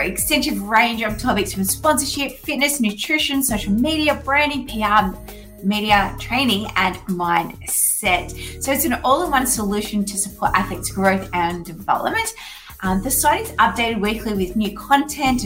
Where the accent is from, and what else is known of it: Australia; born or raised there